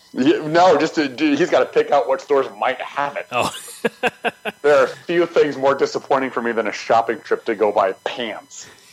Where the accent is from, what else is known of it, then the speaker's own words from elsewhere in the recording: Lafayette, Colorado, United States; now in Nebraska, United States; I was born and raised um, in the house that I'm standing in right now, as a matter of fact, in Lafayette